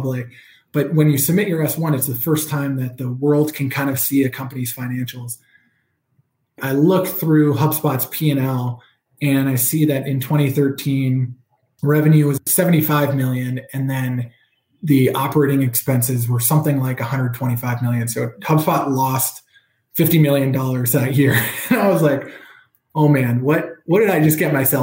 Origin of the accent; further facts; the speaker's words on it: New Jersey, United States; moved away as an adult; also born or lived in Massachusetts; I grew up in New Jersey, which is, you know, the great state of New Jersey